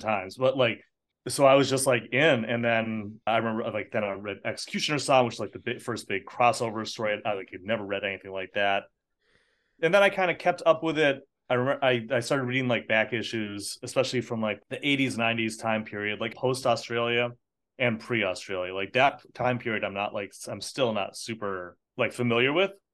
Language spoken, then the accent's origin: English; United States; I was born in America. I am American citizen, but I'm also an Irish citizen